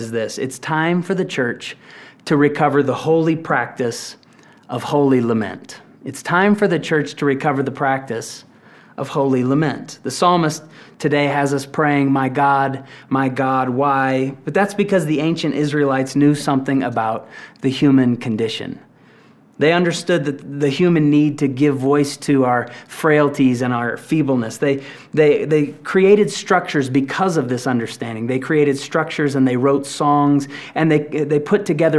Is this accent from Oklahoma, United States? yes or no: yes; Tulsa, Oklahoma, United States; I grew up in Tulsa, Oklahoma